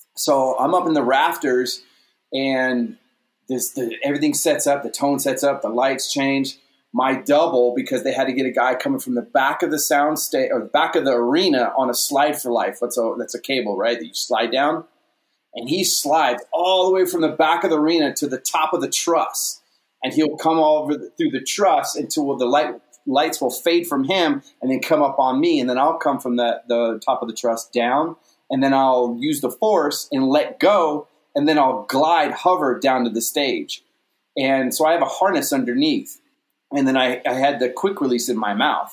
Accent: Kentucky, United States; moved away; also born or lived in Orlando, Florida; I was a crazy kid growing up in Kentucky.

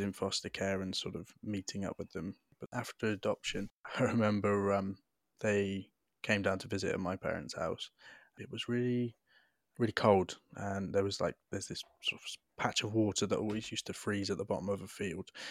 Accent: Devon, South West England, United Kingdom; I was adopted with my younger brother, um, into a lovely house in rural Devon

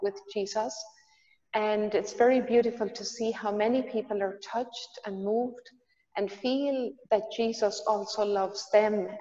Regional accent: Ireland; moved away as an adult; now in Magdala, Israel; I'm from Ireland. Now I have the joy of living here in Magdala the last 4 years

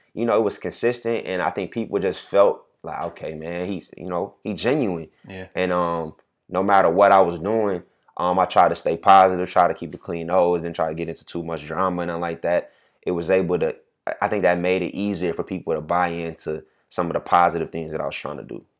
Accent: Atlanta, Georgia, United States; moved away as an adult; also born or lived in Nashville, Tennessee; I'm from Atlanta

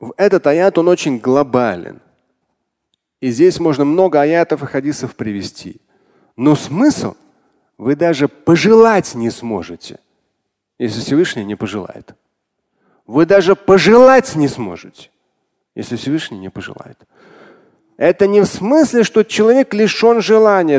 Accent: Russia; как россиянин, как мусульманин

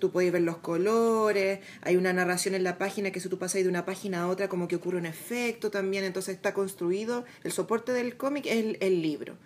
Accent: Chile; acá la cordillera nos transforma a nosotros como en una isla

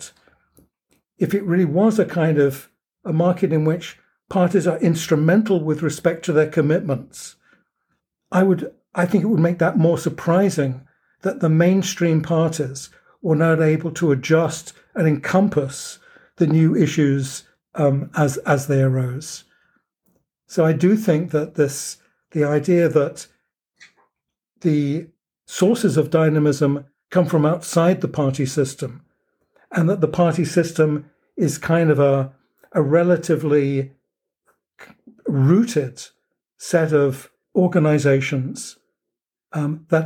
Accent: United Kingdom; moved away as an adult; now in United States; as a Brit coming to the United States

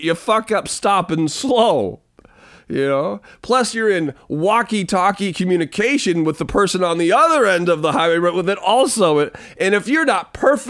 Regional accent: Pacific Northwest, United States; I'm just from the Pacific Northwest. There's some things fashion-wise like that I won't do, just being a Pacific Northwest kid.

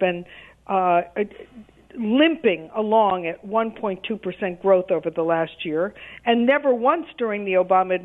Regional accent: New York City, New York, United States; As a New Yorker

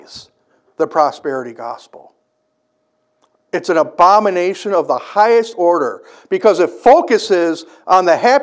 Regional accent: United States; we as American Christians living in 2024

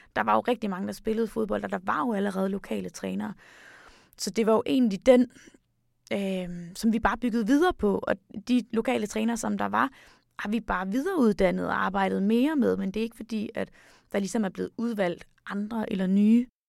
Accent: Denmark; vi kommer fra Danmark

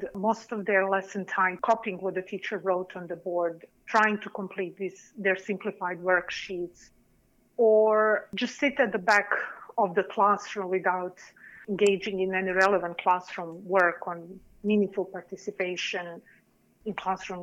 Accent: Serbia; English is a second language; moved away as an adult; also born or lived in New York City, United States; now in United States; I was born and raised in Serbia, and I started learning English as a foreign language at the age of 11.

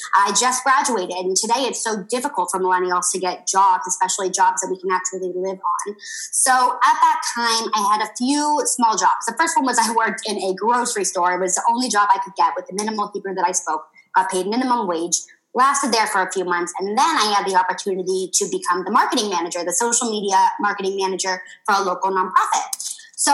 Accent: San Francisco, California, United States; moved away as an adult; now in Tel Aviv, Israel; I live in Tel Aviv, Israel, although I'm originally from San Francisco, but me and my husband actually travel the world all year round

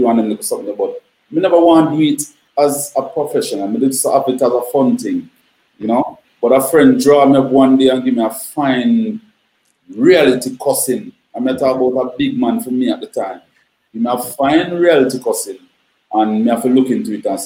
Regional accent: Kingston, Jamaica; I grew up in the downtown era though, you know, Black Street, which is where you have General Penitentiary

